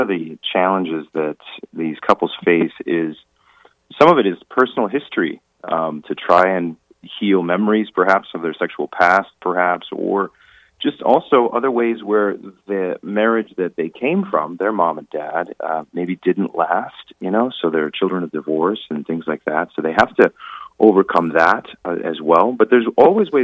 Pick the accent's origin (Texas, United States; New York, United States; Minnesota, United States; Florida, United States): Minnesota, United States; Pequot Lakes; also born or lived in St. Paul, Minnesota / Rome; grew up in Pequot Lakes, Minnesota